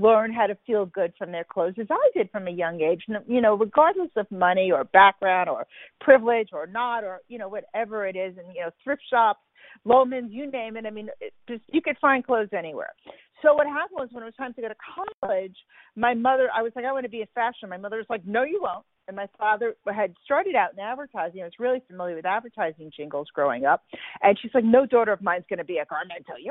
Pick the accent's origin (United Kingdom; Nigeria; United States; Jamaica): United States; New York City, New York; moved away; I grew up in Brooklyn